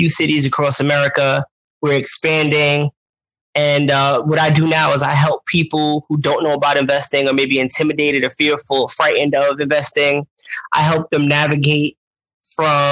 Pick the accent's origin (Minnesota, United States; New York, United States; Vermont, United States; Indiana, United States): New York, United States; New York City; accent: New York; I'm from Brooklyn, New York